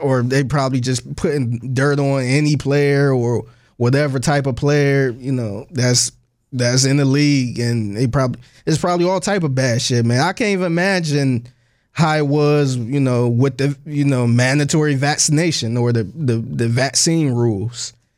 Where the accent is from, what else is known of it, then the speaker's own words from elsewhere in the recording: Cleveland, Ohio, United States; moved away as an adult; now in Houston, United States; I'm originally from Cleveland, Ohio.